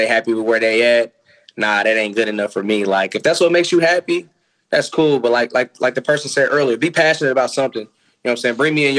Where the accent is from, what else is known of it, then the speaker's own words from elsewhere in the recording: Nashville, Tennessee, United States; I'm from Nashville.